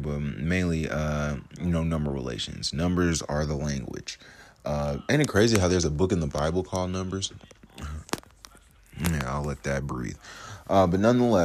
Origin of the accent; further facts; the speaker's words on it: United States; now in Georgia, United States; being an American, living in fucking America, fucking Georgia